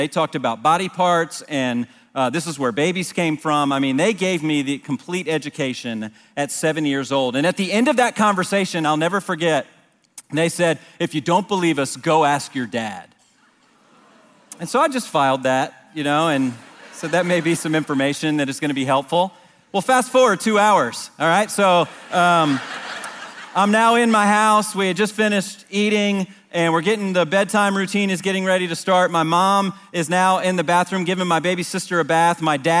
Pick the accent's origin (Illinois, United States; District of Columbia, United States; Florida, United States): District of Columbia, United States; Washington; I didn't grow up here. I grew up in the Washington, D.C. area